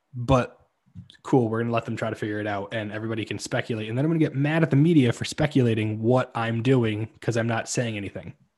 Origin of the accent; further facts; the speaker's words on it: New Jersey, United States; I grew up in New Jersey